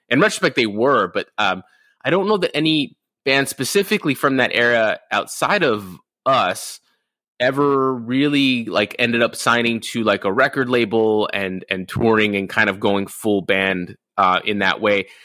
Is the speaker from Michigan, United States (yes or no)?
no; Rosemead, California, United States; also born or lived in Inland Empire, California / Orange County, California; I grew up in Rosemead, California, which is basically East LA.